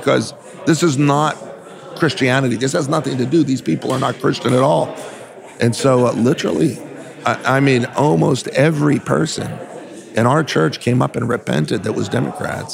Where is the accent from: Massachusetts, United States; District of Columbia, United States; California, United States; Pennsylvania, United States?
California, United States; Southern; I was from Southern California, still am actually, we still have churches there